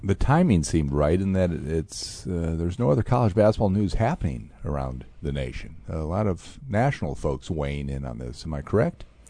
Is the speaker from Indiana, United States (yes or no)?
yes; Fort Wayne, Indiana, United States; I'm a Hoosier, right? I was born in Fort Wayne, beautiful Fort Wayne, Indiana.